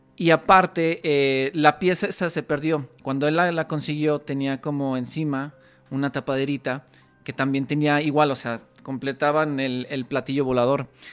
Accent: Mexico; como mexicanos evidentemente tenemos mucha conexión

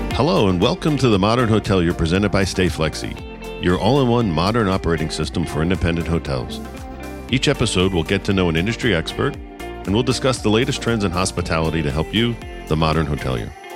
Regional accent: Philadelphia, Pennsylvania, United States; I was from Philadelphia

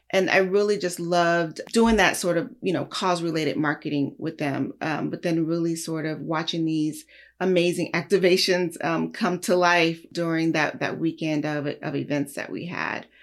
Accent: Los Angeles, California, United States; also born or lived in Lubbock, Texas; raised here in Los Angeles, in South Central

